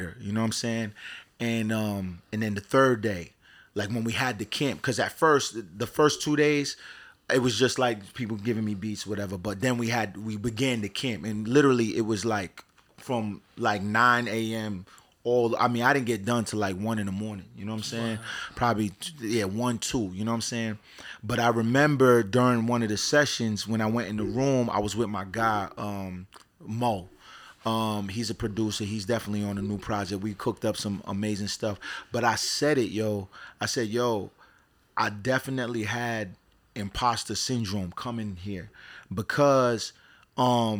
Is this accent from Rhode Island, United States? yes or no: yes; Providence, Rhode Island, United States; also born or lived in Pawtucket, Rhode Island; I'm born and raised in Providence, Rhode Island